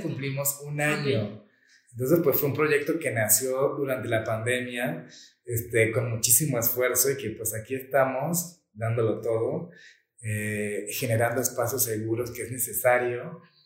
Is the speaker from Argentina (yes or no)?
no; Venezuela; also born or lived in Colombia; now in Mexico City, Mexico; yo soy nacido en Colombia y criado en Venezuela